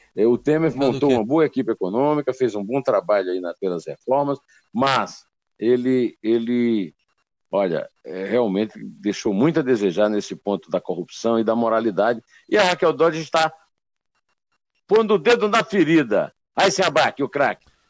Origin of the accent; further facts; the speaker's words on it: Uiraúna, Paraíba, Brazil; moved away; é muito perto lá de Uraúna, onde eu nasci